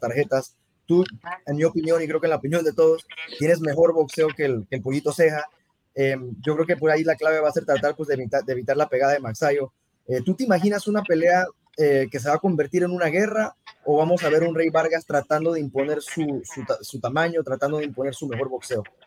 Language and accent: Spanish; Mexico; yo soy, yo soy mexicano